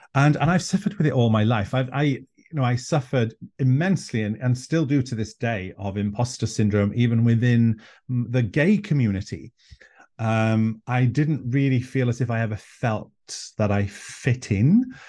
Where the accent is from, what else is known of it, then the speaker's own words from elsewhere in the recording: an island in North Wales, United Kingdom; first language Welsh; English is a second language; white, gay Welshman from an island in North Wales